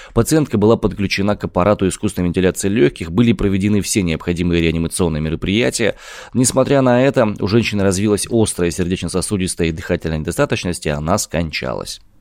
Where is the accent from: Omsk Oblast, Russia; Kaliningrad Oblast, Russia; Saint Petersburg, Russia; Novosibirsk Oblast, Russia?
Omsk Oblast, Russia; Omsk; я родом из Омска.